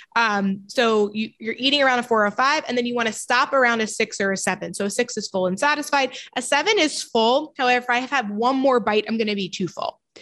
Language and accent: English; New York, United States; I'm from New York